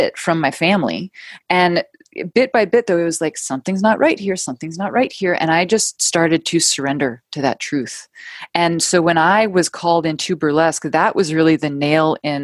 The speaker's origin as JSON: {"language": "English", "town": "New York City", "region": "New York", "country": "United States", "tie": "born or raised there", "also_born_or_lived": "London", "moved": "as an adult", "said": "I ended up moving home back to my hometown of New York City"}